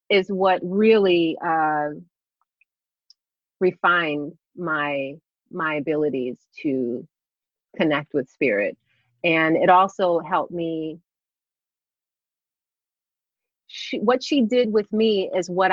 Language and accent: English; Plainfield, New Jersey, United States; Born and raised Plainfield, New Jersey